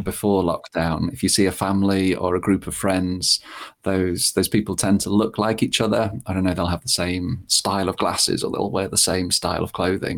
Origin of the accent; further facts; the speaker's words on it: Lincolnshire, East Midlands, United Kingdom; I grew up in Lincolnshire, which is not particularly memorable.